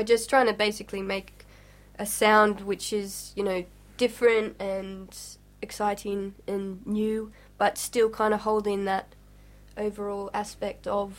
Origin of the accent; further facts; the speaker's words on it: Australia; now in England